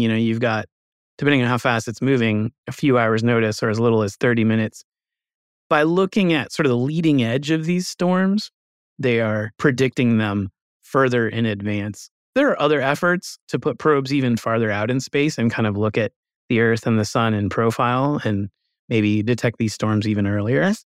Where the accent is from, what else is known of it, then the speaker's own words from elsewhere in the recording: United States; as an American